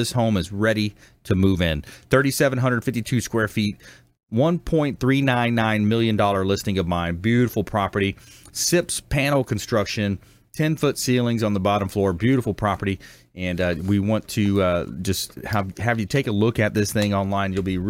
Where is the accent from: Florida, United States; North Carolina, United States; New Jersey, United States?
Florida, United States; South; moved away; I'm from South Florida.